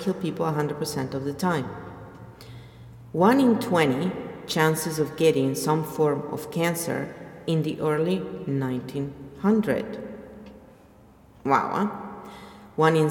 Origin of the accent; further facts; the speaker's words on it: Italy; I am from Italy